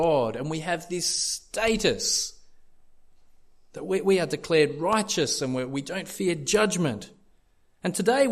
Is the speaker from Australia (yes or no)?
yes; Australia; I've been raised as an Aussie bloke